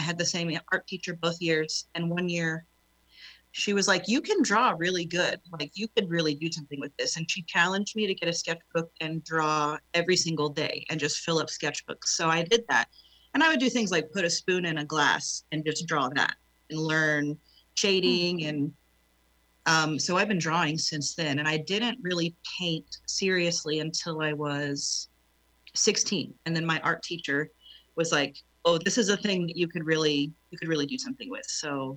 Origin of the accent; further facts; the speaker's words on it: Oklahoma, United States; also born or lived in South Texas; I'm born and raised in Oklahoma. I left for 2 years of my life and moved to deep South Texas.